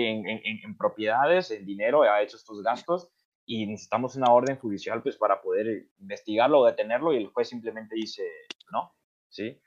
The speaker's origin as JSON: {"language": "Spanish", "country": "Colombia", "moved": "yes", "lives_now": "Mexico", "said": "yo que soy colombiano"}